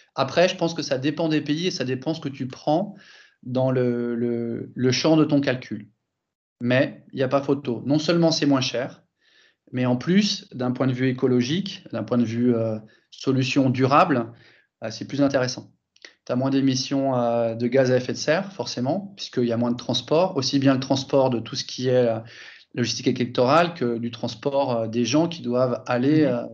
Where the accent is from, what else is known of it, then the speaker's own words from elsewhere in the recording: France; moved away as an adult; also born or lived in Germany / Italy; now in Barcelona, Spain; j'ai grandi en France, mais après, je, je suis parti en Allemagne, j'ai vécu en Italie pendant 7 ans et j'habite en Espagne depuis, depuis maintenant 17 ans